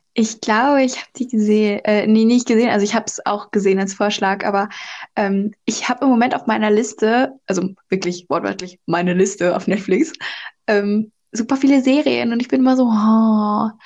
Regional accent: North Rhine-Westphalia, Germany; bei uns in NRW gibt es ja Schützenfest

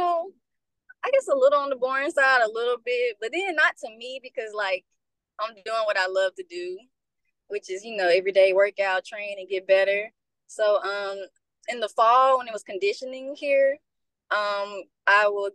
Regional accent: Memphis, Tennessee, United States; I'm from Memphis. I went to Whitehaven High School

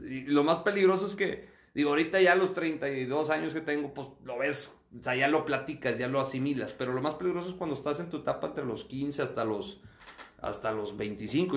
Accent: Acuña, Coahuila, Mexico; now in Monterrey, Mexico; yo nací aquí en Monterrey, pero mi familia es de Acuña, crecí en Acuña, ambiente de rancho

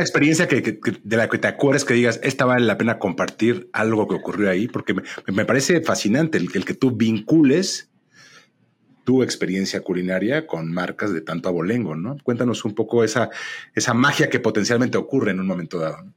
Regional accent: Mexico

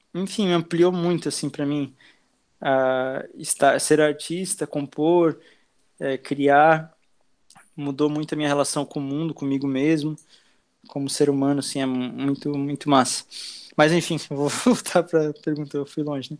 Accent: Blumenau, Santa Catarina, Brazil; also born or lived in Argentina; now in Itajaí, Brazil; eu tenho 23 anos e nasci em Blumenau. Tô morando aqui em Itajaí já faz acho que uns, uns três anos

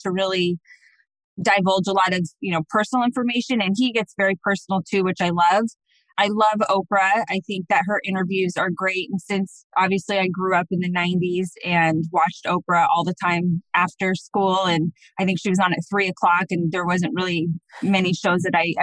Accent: Phoenix, Arizona, United States; also born or lived in Scottsdale, Arizona; I actually am a native of Arizona, which is very, very, very rare out here

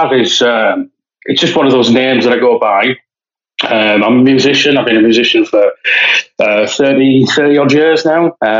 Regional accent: Stockton-on-Tees, North East England, United Kingdom; I'm from a little town in the northeast of England in the UK called Stockton-on-Tees. Population about 200,000. It's not that small, really, but it's a nice little place.

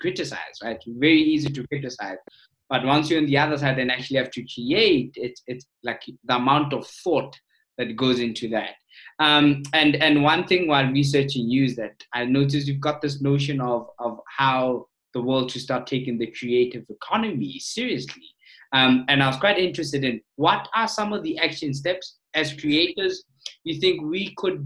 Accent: South Africa; as a South African

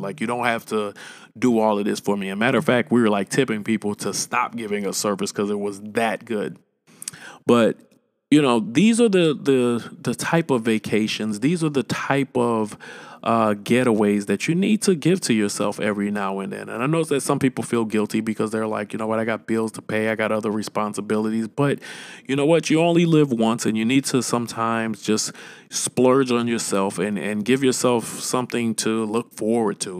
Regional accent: St. Louis, Missouri, United States; I'm from Saint Louis, Missouri

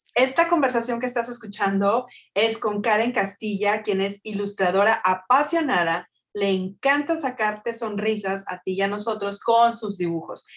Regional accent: Mexico; yo soy mexicana

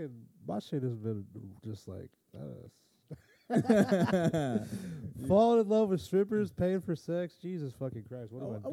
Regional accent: Georgia, United States; I'm from Georgia.

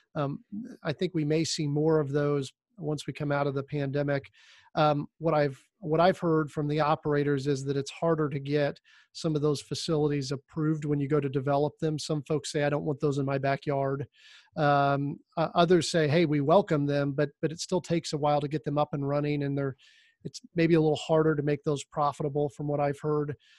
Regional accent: Indiana, United States; also born or lived in Miami; I ended up coming back to Indiana, which is my, my home state

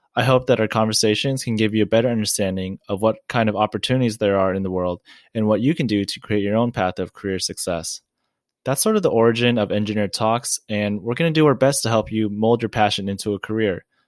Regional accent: Orange County, California, United States; I'm from Orange County, California, and I'm a first generation Asian American that was born here from my family

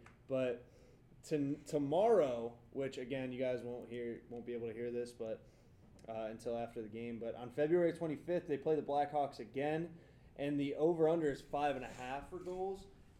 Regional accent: Cleveland, Ohio, United States; I'm from Cleveland.

